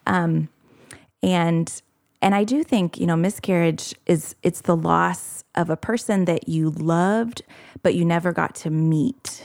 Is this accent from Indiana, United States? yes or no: yes; Indianapolis, Indiana, United States; moved away as an adult; now in Morehead, Kentucky, United States; I grew up in the Indianapolis area